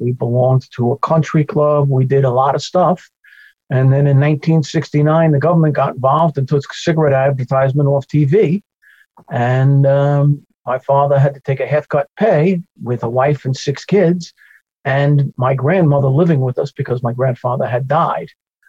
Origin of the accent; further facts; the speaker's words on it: Glen Cove, New York, United States; born there; I was born in Glen Cove City Hospital, New York. We lived in Plainview for the first 2 years of my life.